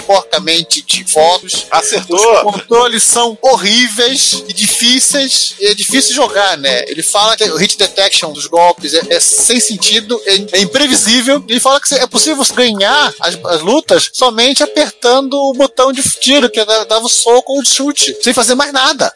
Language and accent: Portuguese; Brazil; nós como brasileiros